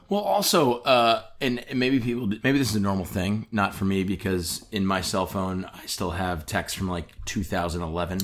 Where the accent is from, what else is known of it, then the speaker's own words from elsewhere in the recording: Michigan, United States; we're both from Michigan.